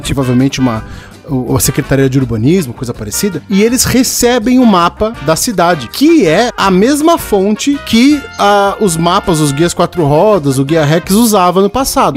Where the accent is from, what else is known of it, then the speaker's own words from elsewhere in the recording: São Paulo, Brazil; eu morei a vida toda no Tucuruvi